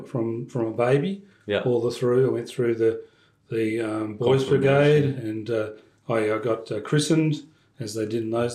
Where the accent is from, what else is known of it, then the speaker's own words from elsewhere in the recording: Perth, Western Australia, Australia; also born or lived in Orange, New South Wales; I was born here in Perth, born in Melville, yes.